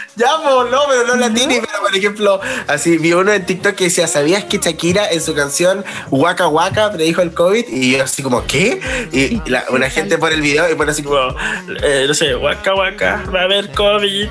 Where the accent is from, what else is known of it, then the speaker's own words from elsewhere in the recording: Chile; soy de Chile